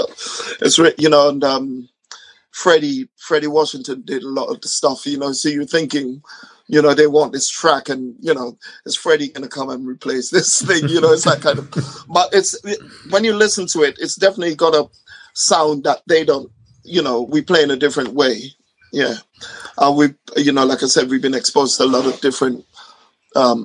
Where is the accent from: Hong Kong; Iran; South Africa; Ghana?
Ghana; now in United Kingdom; I grew up in Ghana